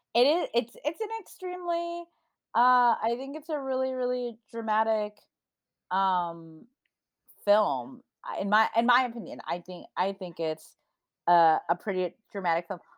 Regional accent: Midwest, United States; now in California, United States; growing up in the Midwest

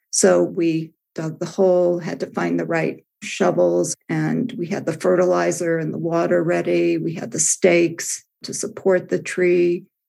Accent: Midwest, United States; as a child, I grew up in the Midwest

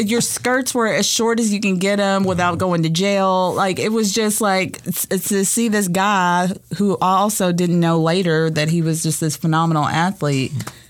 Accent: Paducah, Kentucky, United States; I am from Paducah, Kentucky.

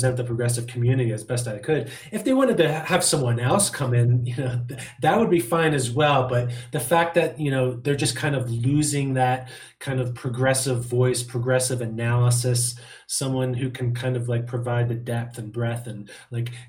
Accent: Bucks County, Pennsylvania, United States; homegrown from born and bred in Bucks County

